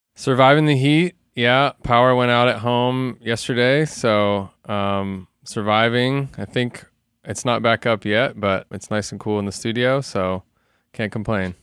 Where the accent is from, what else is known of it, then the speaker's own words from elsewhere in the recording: Salem, Oregon, United States; moved away as an adult; also born or lived in Portland, Oregon / Los Angeles; I grew up in Salem, Oregon, which is about an hour south of Portland.